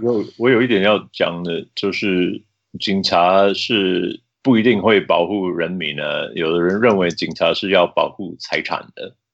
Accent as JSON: {"language": "Chinese", "town": "Salt Lake City", "region": "Utah", "country": "United States", "tie": "born or raised there", "said": "我长大在旁边的盐湖城啊"}